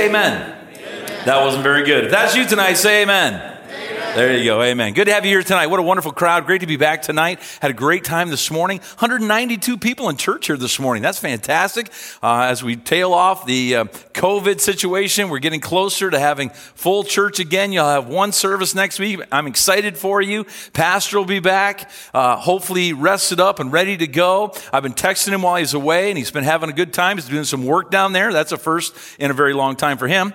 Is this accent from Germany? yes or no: no; Canada